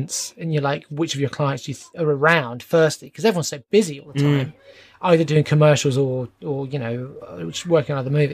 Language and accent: English; England, United Kingdom; I'm English